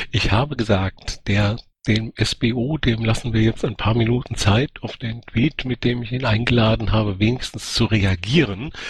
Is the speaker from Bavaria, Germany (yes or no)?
no; Baden-Württemberg, Germany; Äh, ich komme ja aus Baden-Württemberg